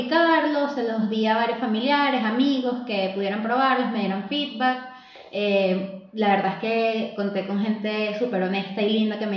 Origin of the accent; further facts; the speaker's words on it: Venezuela; moved away as an adult; also born or lived in Ireland; now in Chile; cuando salí de Venezuela